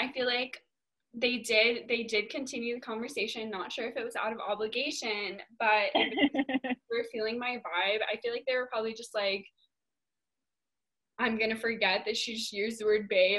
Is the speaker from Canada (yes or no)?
no; United Kingdom; accent: British; adding out my British accent.